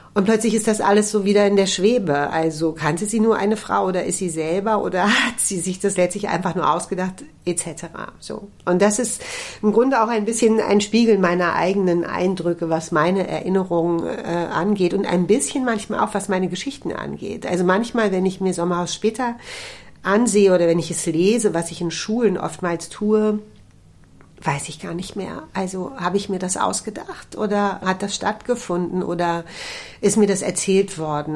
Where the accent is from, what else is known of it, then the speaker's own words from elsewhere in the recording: Berlin, Germany; für mich als Berlinerin glaube ich sowieso daheim sagt man bei uns nicht